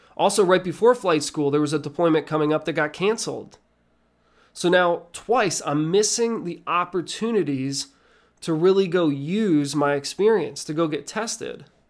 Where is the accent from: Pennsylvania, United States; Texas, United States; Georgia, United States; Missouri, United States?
Pennsylvania, United States; Nazareth; I was born and raised in Nazareth, Pennsylvania.